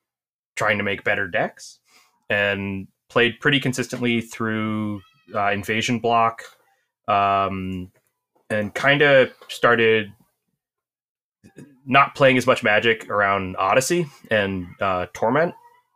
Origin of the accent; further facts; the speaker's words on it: New Jersey, United States; I'm from Central New Jersey.